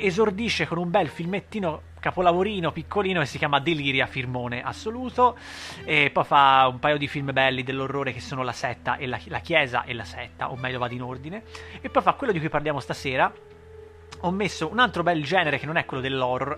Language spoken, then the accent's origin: Italian; Italy; noi italiani